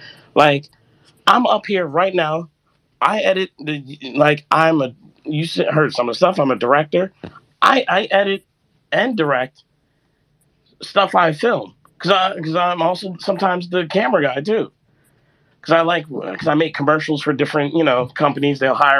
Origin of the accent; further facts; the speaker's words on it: Jamaica; Like, I'm also Jamaican.